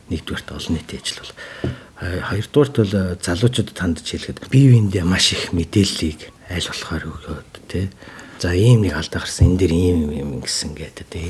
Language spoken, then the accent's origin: Mongolian; Mongolia; moved away